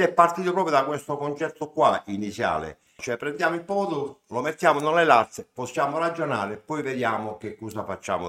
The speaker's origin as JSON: {"language": "Italian", "town": "Foggia", "region": "Apulia", "country": "Italy", "said": "noi siamo pugliesi, siamo foggiani e siamo a, alle pendici del Gargano"}